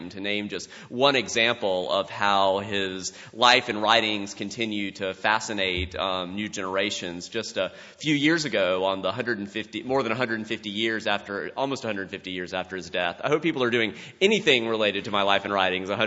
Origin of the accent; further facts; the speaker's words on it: South Carolina, United States; growing up in South Carolina